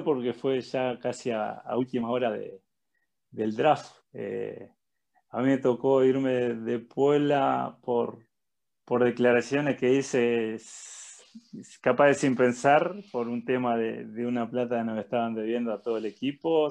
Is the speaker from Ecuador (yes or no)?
no; Uruguay; moved away as an adult; somos uruguayos los dos